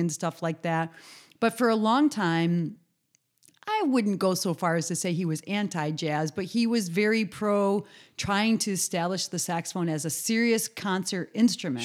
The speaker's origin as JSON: {"language": "English", "region": "Western New York", "country": "United States", "moved": "as an adult", "said": "I was from New York State"}